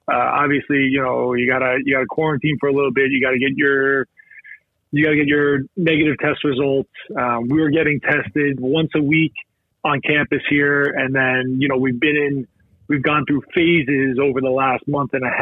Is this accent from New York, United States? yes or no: yes; Farmingville, New York, United States; I grew up, I'm from Farmingville, New York, right in the middle of the island there